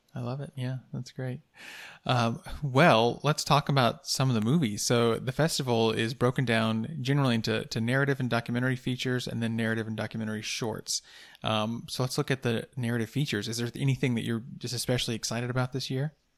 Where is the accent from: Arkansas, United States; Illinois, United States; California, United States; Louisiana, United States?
Arkansas, United States; Van Buren; I'm from Van Buren